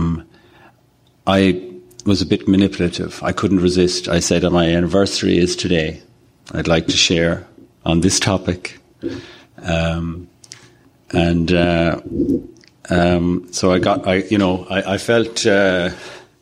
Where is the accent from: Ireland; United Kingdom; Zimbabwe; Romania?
Ireland; I'm a sexaholic from Ireland